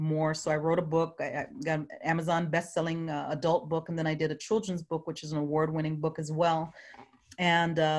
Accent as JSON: {"language": "English", "country": "U.S. Virgin Islands", "said": "I'm from St. Croix, Virgin Islands."}